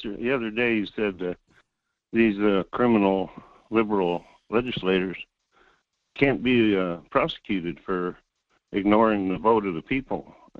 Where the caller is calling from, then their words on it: North Pole, Alaska, United States; Yeah, this is … at North Pole.